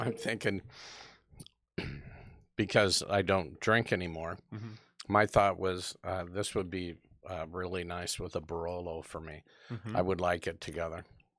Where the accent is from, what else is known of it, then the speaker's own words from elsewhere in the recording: United States; being an American